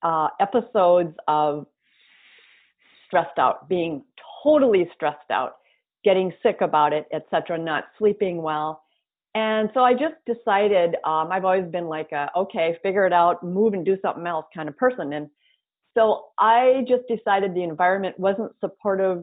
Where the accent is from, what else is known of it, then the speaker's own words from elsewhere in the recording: North Dakota, United States; moved away as an adult; also born or lived in Twin Cities, Minnesota; Grew up in North Dakota, went to grad school, got my MBA in marketing